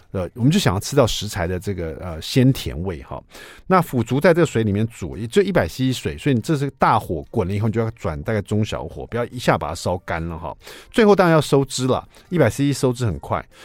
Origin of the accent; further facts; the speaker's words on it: Taiwan; 可能是我们台湾人最爱的这个香辛香料的香味了。